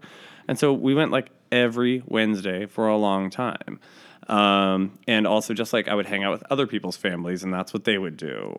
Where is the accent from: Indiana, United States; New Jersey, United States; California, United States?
California, United States; Livermore; moved away as an adult; also born or lived in Long Beach, California / Los Angeles, California / Sacramento, California; now in New York City, United States; I am a California boy, and I'm from all over California. I was born in Long Beach, grew up a little in L.A., mostly grew up in the Bay Area in the East Bay in Livermore, and then lived in Sacramento for a number of years before I moved to New York City.